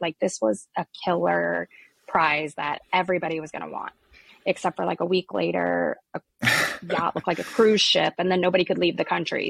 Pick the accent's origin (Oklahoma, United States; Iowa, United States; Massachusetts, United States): Iowa, United States; I was born and raised here in Iowa, which is where our company is actually located